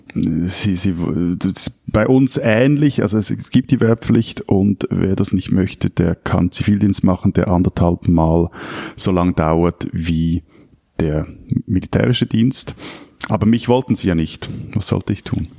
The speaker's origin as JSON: {"language": "German", "country": "Switzerland", "said": "als Schweizer"}